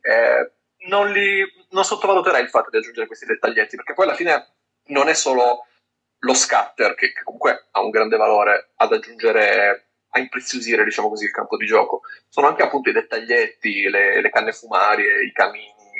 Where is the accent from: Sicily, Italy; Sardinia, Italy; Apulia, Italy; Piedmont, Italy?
Piedmont, Italy; Turin; now in near Lainate, Italy; io vivo nei paraggi, ma sono di Torino